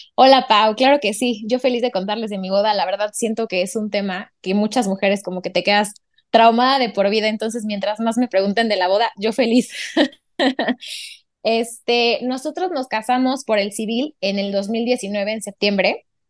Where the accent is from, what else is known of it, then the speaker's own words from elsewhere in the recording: Puebla, Mexico; also born or lived in Barcelona; Yo soy de Puebla